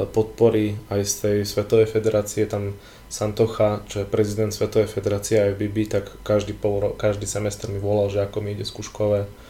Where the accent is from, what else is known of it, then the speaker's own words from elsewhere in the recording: Vranov nad Topľou, Prešov Region, Slovakia; on dokonca bol u nás vo Vranove.